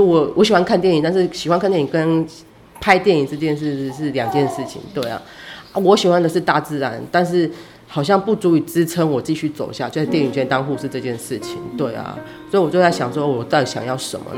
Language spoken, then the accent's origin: Chinese; Taipei, Taiwan; 为什么我会就是我明明就是台北出生长大的，但是我整天就想要逃。